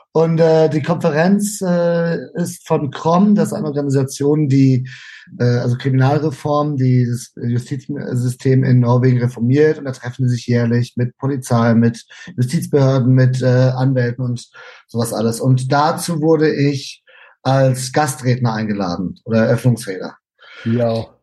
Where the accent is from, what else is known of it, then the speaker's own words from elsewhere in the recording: Germany; also born or lived in Spain; now in Norway; da ich aber Deutscher bin